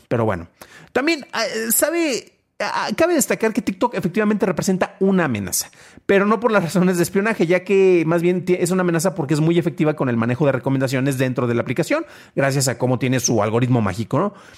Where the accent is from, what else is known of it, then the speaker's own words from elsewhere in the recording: Mexico; no soy estadounidense, soy mexicano